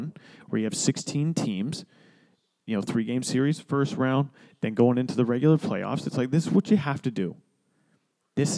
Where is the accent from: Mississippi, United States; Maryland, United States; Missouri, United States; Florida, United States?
Florida, United States; Florida, my home state